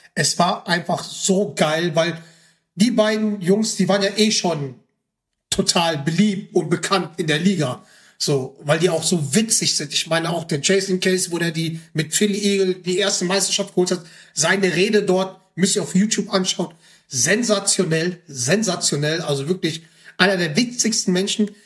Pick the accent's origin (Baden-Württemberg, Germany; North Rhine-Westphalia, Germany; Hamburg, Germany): North Rhine-Westphalia, Germany; Ruhr area; ich komme aus dem Pott